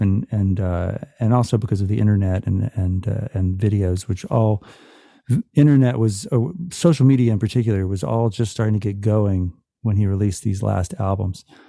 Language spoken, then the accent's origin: English; Atlanta, Georgia, United States; also born or lived in Virginia; I was born in Virginia, but I grew up in Atlanta